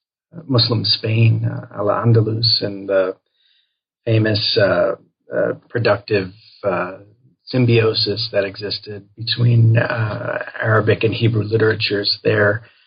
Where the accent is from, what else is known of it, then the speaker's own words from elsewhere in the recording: Chicago, Illinois, United States; I am from the Chicago area, and when I was in college at Vassar College in the Hudson Valley, I became interested in Jewish studies